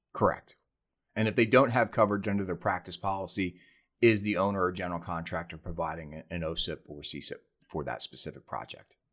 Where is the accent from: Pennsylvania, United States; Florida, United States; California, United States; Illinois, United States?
Pennsylvania, United States; Philadelphia; moved away as an adult; now in San Diego, United States; I was born and raised back on the East Coast in Philadelphia, Pennsylvania.